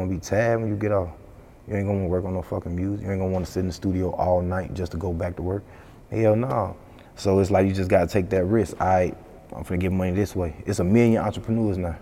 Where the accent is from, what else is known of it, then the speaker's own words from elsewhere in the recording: Chicago, Illinois, United States; I'm from Chicago.